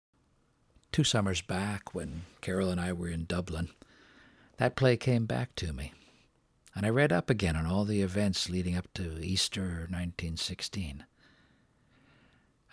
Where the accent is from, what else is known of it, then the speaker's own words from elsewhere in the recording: Calgary, Alberta, Canada; moved away; Calgary, Alberta, my hometown.